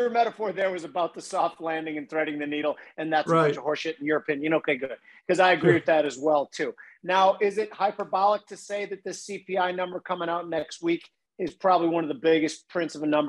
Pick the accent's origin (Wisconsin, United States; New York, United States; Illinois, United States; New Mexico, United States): Illinois, United States; Palatine; I grew up in Palatine, but oddly, in like a 8-house radius, there was 5 off-the-boat Italian families. So it was like a little suburban Italian ghetto